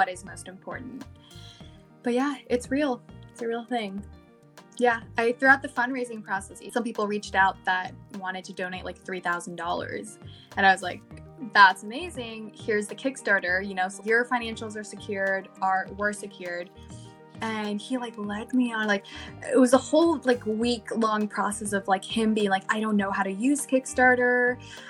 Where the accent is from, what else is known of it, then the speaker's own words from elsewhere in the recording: Louisiana, United States; moved away as an adult; now in California, United States; I'm from Louisiana, but I'm now here for school.